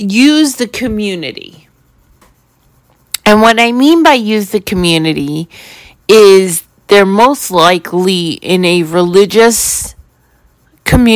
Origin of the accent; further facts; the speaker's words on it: New York City, New York, United States; growing up in New York City, in a building, in an apartment building